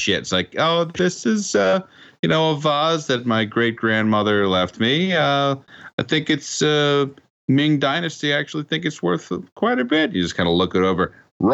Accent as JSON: {"language": "English", "town": "Lacombe", "region": "Louisiana", "country": "United States", "tie": "born or raised there", "also_born_or_lived": "Covington, Louisiana / New Orleans, Louisiana / Mandeville, Louisiana / Hammond, Louisiana", "said": "I grew up in Lacombe, moved to Covington after x-ray school, then moved to New Orleans, to Mandeville. Now, for anyone listening on that, this is all Louisiana."}